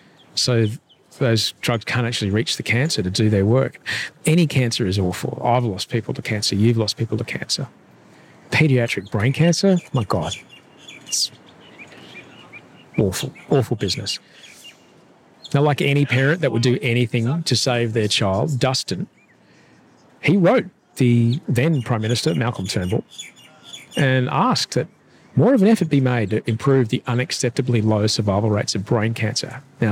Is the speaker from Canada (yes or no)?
no; Brisbane, Queensland, Australia; I'm from Brisbane